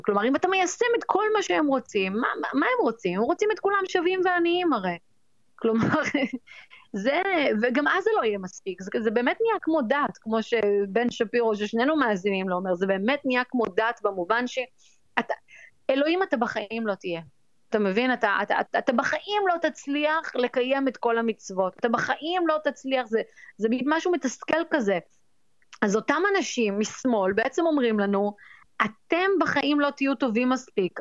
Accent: Israel; now in New York, United States; אני ישראלית, אני יהודייה

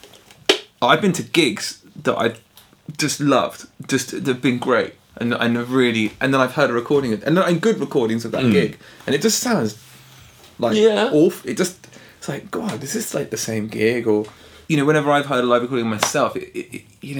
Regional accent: England, United Kingdom; we're English

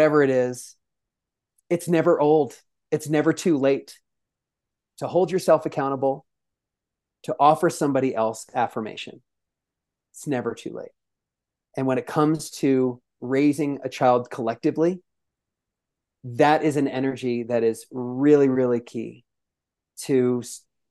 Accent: New York City, New York, United States; I'm clearly from the Bronx

